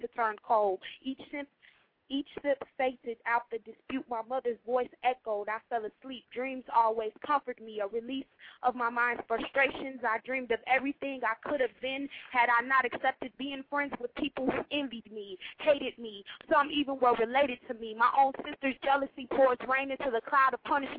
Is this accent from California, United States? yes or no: no; Chicago, Illinois, United States; I'm from Chicago